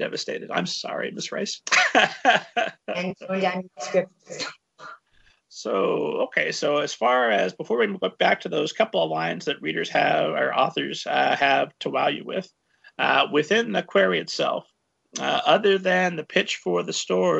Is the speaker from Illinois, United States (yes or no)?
no; Connecticut, United States; As a fellow Connecticut person